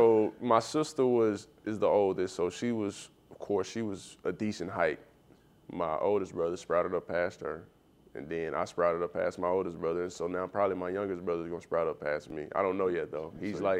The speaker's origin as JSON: {"language": "English", "town": "Chicago", "region": "Illinois", "country": "United States", "said": "so I came from Chicago, it was Mr. Me, and coming here it was landlord."}